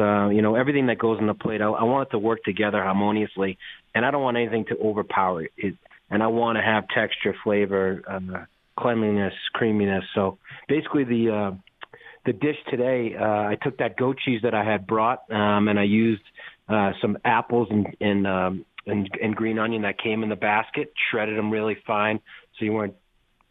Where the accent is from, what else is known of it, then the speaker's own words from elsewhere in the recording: Needham, Massachusetts, United States; also born or lived in Boston; I was born in Boston. I grew up in a little town called Needham.